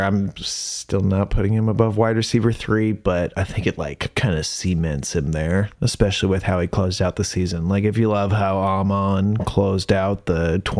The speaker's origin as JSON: {"language": "English", "region": "Indiana", "country": "United States", "moved": "yes", "lives_now": "Nashville, United States", "said": "I come from Indiana, which is like farm country."}